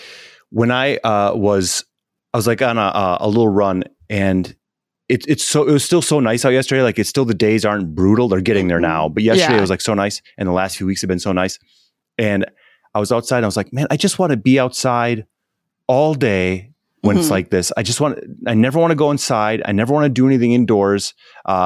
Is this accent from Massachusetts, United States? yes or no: no; Wisconsin, United States; now in Los Angeles, United States; I'm from Wisconsin, and I get a lot of, are you from Canada?